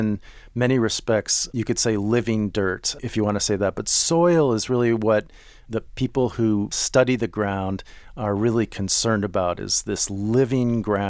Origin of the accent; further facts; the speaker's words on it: Minneapolis, Minnesota, United States; I grew up in Minneapolis, and my grandparents lived in southern Illinois.